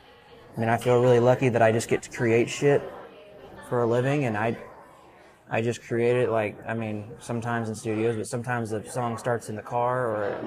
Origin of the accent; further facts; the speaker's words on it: South Texas and Central Texas, United States; I grew up in South Texas and Central Texas